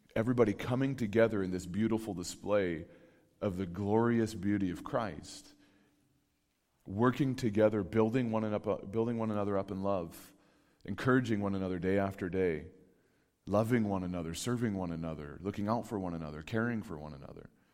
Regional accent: California, United States; moved away; I'm from California originally.

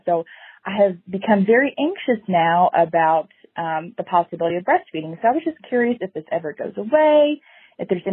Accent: Louisville, Kentucky, United States; I'm from the Louisville, Kentucky area.

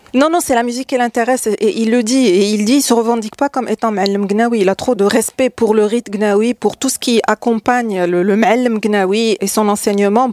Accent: Salé, Rabat-Salé-Kénitra, Morocco; je, suis né, j'ai grandi à Salé

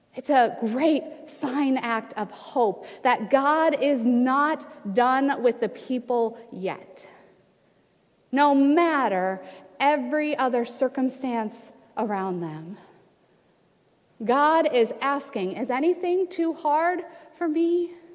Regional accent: Ohio, United States; moved away as an adult; now in Washington, United States; This is my home state of Ohio.

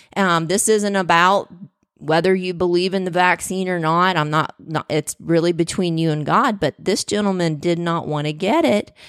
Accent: the South, United States; I was born in the South, so cornbread was king

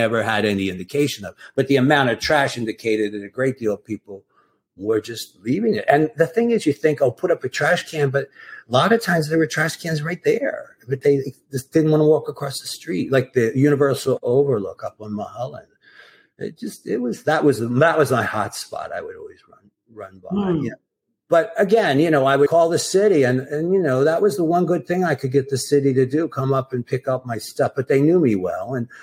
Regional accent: East Coast, United States; also born or lived in California / Manhattan, New York; now in Southampton, United States; I was from the East Coast

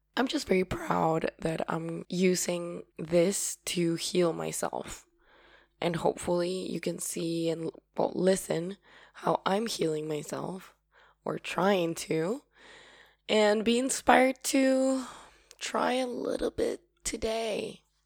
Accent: Paraguay; I'm from Paraguay

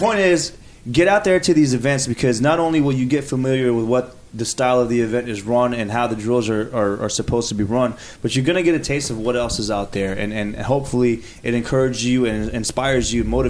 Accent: Silver Spring, Maryland, United States; moved away as an adult; now in Ashburn, United States; I grew up in Silver Spring, Maryland, played at Good Counsel High School

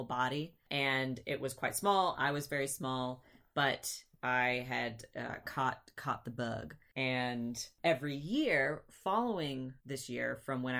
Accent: Michigan, United States; also born or lived in Virginia; in Michigan, we grew up in Michigan

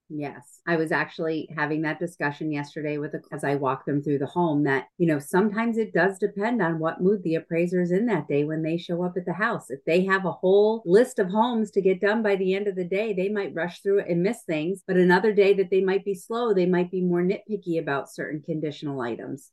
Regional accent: New England, United States; we're from New England, New England girls

